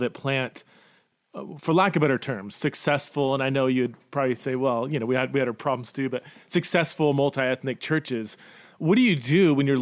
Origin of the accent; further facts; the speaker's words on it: California, United States; now in Boise, United States; I grew up in California